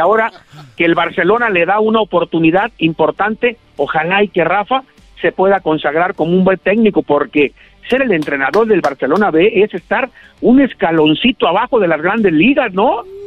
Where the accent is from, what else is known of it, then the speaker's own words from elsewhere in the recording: Moyahua, Zacatecas, Mexico; now in Guadalajara, Mexico; yo nací muy cerca de Guadalajara, en un ranchito de menos de mil habitantes que se llama Santa Rosa, pero que es municipio de Moyagua, Zacatecas